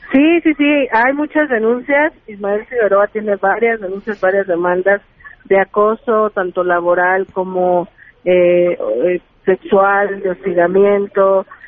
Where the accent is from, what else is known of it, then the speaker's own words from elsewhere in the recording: Iztacalco, Mexico City, Mexico; yo soy habitante de Iztacalco